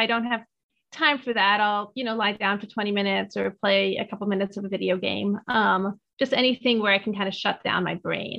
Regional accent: Bethesda, Maryland, United States; also born or lived in Washington, D.C.; now in Los Angeles, United States; I'm from Bethesda.

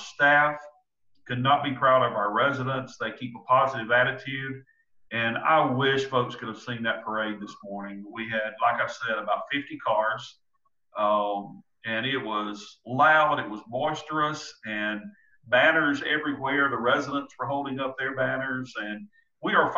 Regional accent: Williamston, South Carolina, United States; also born or lived in Oconee County, South Carolina; now in Seneca, United States; I'm from Williamston, and I love my Mustangs. I love my hometown.

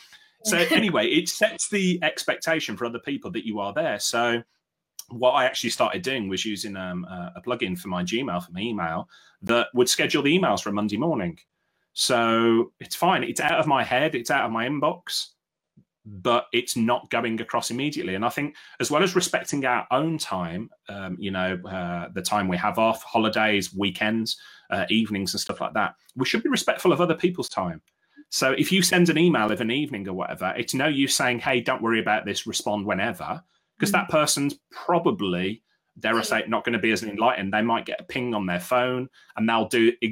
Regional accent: Birmingham, West Midlands, United Kingdom; I grew up in Willie Castle, Heather. So I spent a lot of time around Bangham Pit and Bartley Green

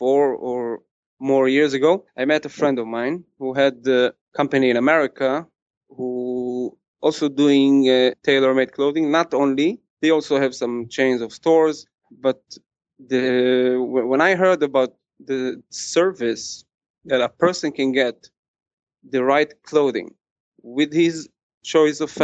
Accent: Kfar Chabad, Central District, Israel; I was born in Israel, grew up in Kfar Chabad.

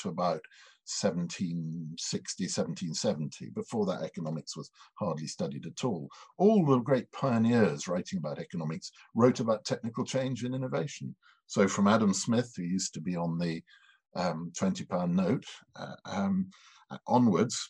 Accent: Edinburgh, Scotland, United Kingdom; up in Edinburgh, which was my hometown

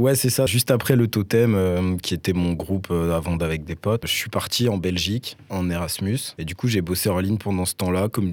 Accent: Nancy, Grand Est, France; now in Strasbourg, France; je viens de Nancy de base

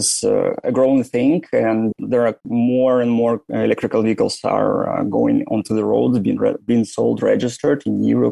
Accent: Russia; moved away as an adult; also born or lived in St. Petersburg, Russia / Moscow, Russia / Germany / Ireland; now in Turin, Italy; I was born in Russia, far, far away from Moscow, approximately 4,000 kilometers on the east, on Lake Baikal

